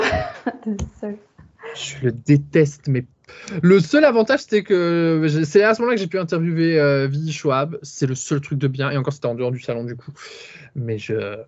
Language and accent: French; Charleroi, Wallonia, Belgium; accent: Belgian; moi, je suis belge, ça s'entend peut-être à l'accent